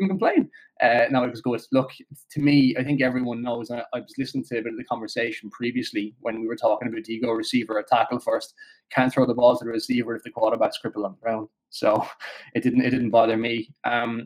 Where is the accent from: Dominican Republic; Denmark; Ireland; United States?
Ireland; Limerick, Munster; I'm from Limerick as well